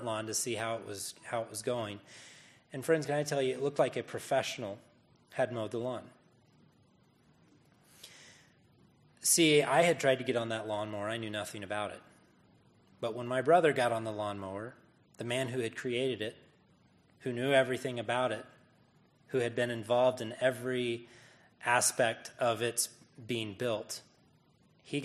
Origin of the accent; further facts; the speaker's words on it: Northeast Missouri, United States; As I was a little boy, we moved out from a city life. Well, I say city life. I'm from Northeast Missouri